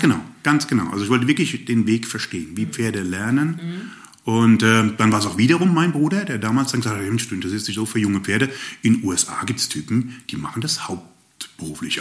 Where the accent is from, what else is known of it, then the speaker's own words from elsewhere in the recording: Rhine-Main area, Hesse, Germany; moved away as an adult; also born or lived in Upper Swabia, near Ravensburg; now in Ravensburg area, Germany; ursprünglich bin ich aufgewachsen im Rhein-Main-Gebiet